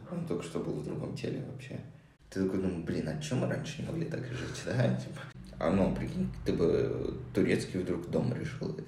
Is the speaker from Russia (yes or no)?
yes; Moscow, Russia; moved away as an adult; also born or lived in Hong Kong / Japan; now in Cyprus; Я родился в Москве, а, где прожил до 26 лет.